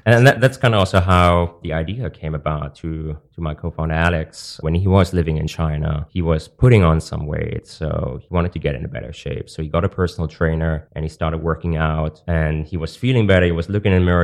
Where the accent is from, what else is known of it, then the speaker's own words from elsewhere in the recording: Germany; moved away; also born or lived in Hong Kong; I'm from Germany